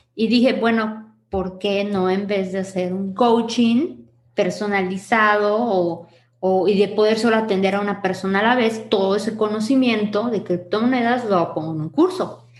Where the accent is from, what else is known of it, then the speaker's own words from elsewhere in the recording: Yucatán, Mexico; Yo soy Yucatán, amo mi tierra, adoro mi tierra